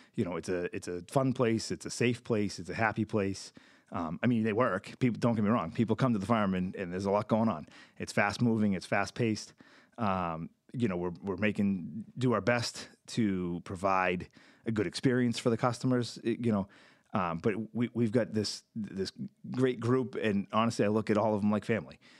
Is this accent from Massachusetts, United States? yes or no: yes; Lunenburg, Massachusetts, United States; now in Fitchburg, United States; I grew up in Lunenburg, um, all of a few miles away from where we are now